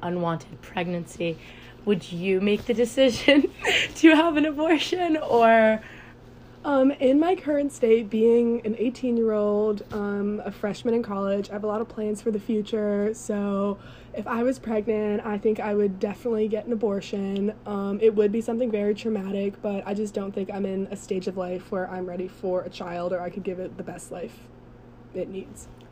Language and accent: English; Chevy Chase, Maryland, United States; moved away as an adult; now in South Carolina, United States; I am from Chevy Chase, Maryland